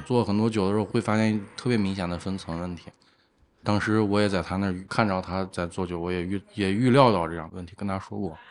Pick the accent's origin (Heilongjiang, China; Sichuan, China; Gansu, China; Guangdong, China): Gansu, China; Lanzhou; also born or lived in Shenyang; now in Xi'an, China; 我老家是兰州，然后哦。上学一直在沈阳，毕业之后才来到西安的，一共可能有三四年时间吧